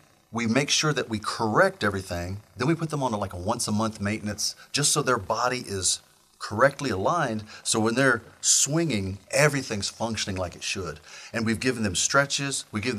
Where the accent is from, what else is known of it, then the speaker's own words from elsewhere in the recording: Missouri, United States; moved away; I grew up in Missouri out in the middle of the woods, nowhere.